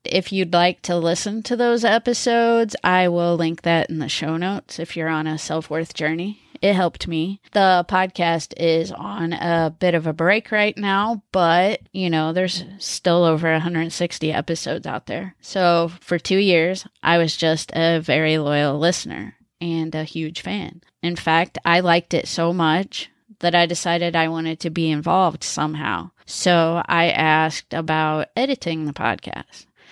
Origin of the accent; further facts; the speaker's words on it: Missouri, United States; also born or lived in Connecticut; I was born in Connecticut and raised in Missouri.